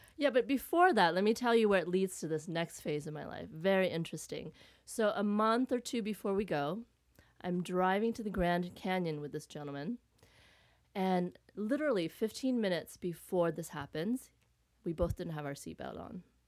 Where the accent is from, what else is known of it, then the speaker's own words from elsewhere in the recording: Vietnam; I was born in Vietnam